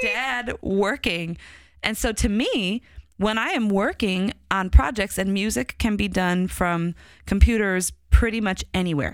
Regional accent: Chicago, Illinois, United States; accent: Chicago; my Chicago accent

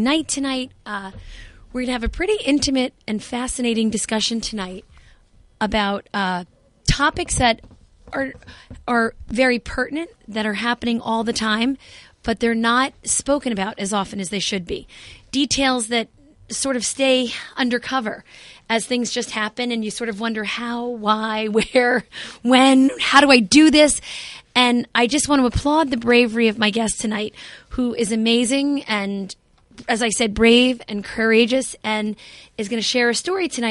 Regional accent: Jersey City, New Jersey, United States; I grew up in Jersey City, and I went to a very, very small school, Bergen School

